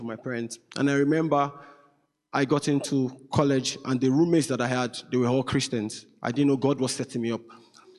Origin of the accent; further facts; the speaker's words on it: Nigeria; moved away; I'm Nigerian. So I'm from Nigeria, west of Africa, the most populous black country, beautiful country.